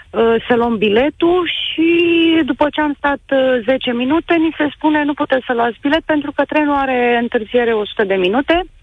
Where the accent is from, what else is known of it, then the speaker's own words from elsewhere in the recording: Craiova, Dolj, Romania; noi suntem din Craiova.